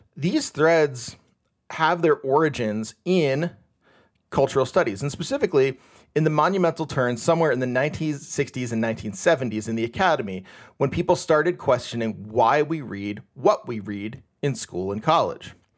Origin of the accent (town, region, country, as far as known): United States